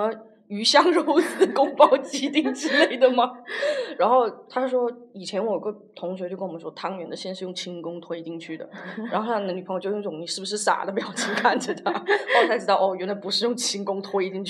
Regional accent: China; moved away; 我们中国人

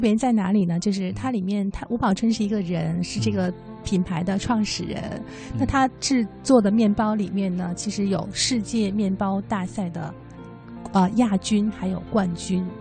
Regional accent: southern China, China; now in Beijing, China; 我在南方长大的

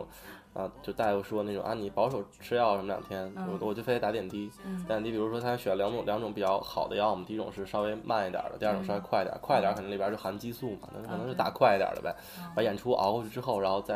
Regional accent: Northeast China, China; 我是东北人

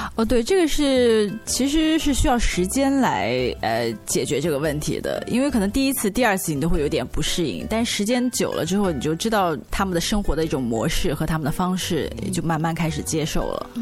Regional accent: China; 因为我是大陆的

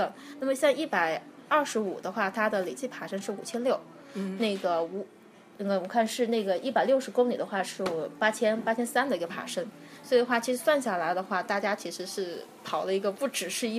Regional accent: Kunming, Yunnan, China; 然后来自云南昆明。

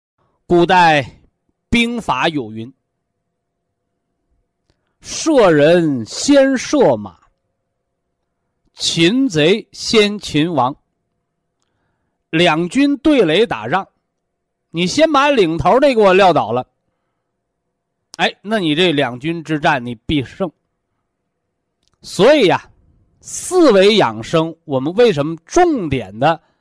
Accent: China; 我们是中国人，啊，我们是炎黄子孙，我们是有着悠悠，是吧？五千年历史的文化人。

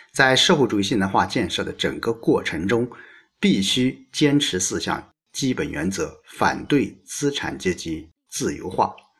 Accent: hometown with Maotanchang Middle School, Anhui, China; 我家乡的一所中学，叫毛探厂中学

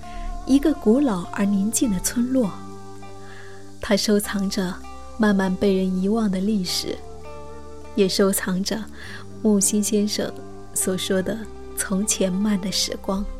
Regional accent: Guangdong, China; 我广东的。

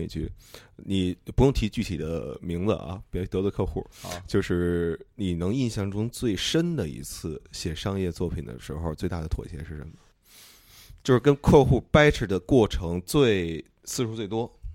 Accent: Beijing, China; 我是北京的

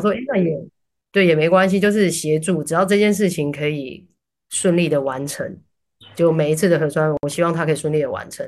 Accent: Taiwan; moved away; 哦，对，我是台湾人

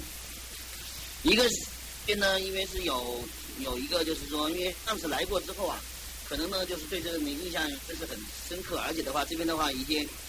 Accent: China; 毕竟我是中国人

